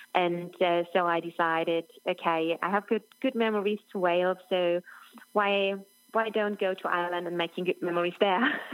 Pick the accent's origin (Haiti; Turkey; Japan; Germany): Germany; near Roth, Bavaria; English is a second language; my hometown is just 25 k's away from Roth